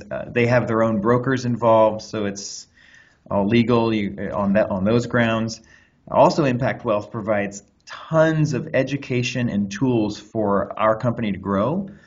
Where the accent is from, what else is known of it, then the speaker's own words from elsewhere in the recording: Anderson, Indiana, United States; now in Los Angeles, United States; I'm from Anderson, Indiana, where I grew up out on a horse farm